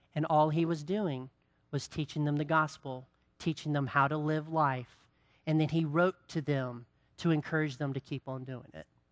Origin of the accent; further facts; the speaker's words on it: Greensboro, North Carolina, United States; I grew up in Greensboro